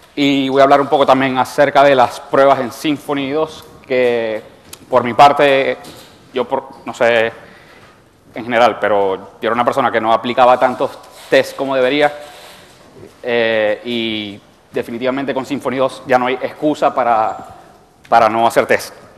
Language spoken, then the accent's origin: Spanish; Venezuela; moved away as an adult; now in Spain; soy venezolano y a veces los términos españoles no, me, no los familiarizo